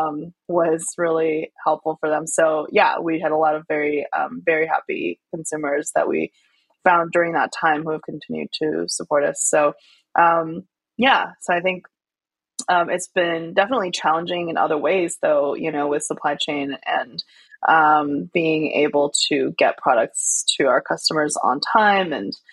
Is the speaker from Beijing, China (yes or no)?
no; Chengdu, Sichuan, China; moved away; I grew up in Chengdu, which is known as the food capital of China. It's the capital city of Sichuan province.